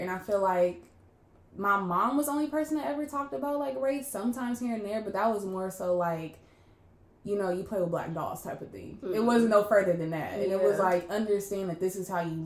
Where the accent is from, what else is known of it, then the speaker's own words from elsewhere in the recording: Inglewood, California, United States; also born or lived in San Diego; I grew up in Inglewood where, like, I feel like I grew up in, like, a black bubble.